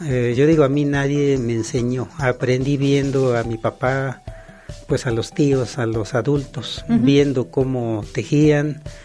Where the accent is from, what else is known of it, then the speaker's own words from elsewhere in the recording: Chilacachapa, Guerrero, Mexico; lo aprendí en mi comunidad que se llama Chilacachapa Guerrero, ubicado en la zona norte